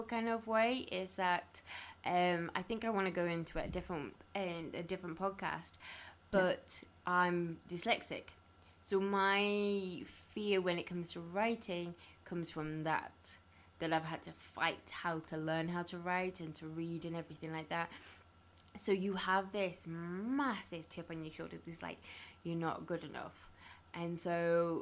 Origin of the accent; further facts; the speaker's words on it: Carlisle, North West England, United Kingdom; when I was growing up in Carlisle